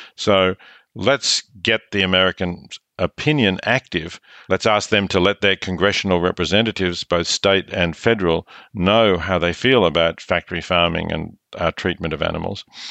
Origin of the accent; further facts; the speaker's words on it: Australia; I'm Australian